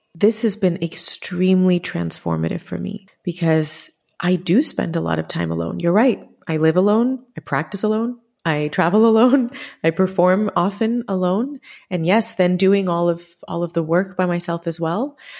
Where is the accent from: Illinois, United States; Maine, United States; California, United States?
Illinois, United States; Chicago; Growing up in Chicago, I think I was probably the only Indian in my class